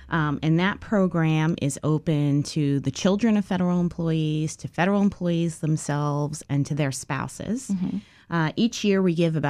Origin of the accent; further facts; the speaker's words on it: New York, United States; moved away as an adult; now in Washington, D.C., United States; I'm originally from New York, and I came down to D.C. about 20 years ago